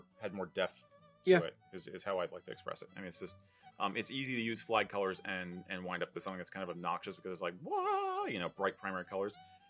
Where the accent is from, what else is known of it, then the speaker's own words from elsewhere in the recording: England, United Kingdom; I'm not comfortable wearing it because I'm English, not Scottish.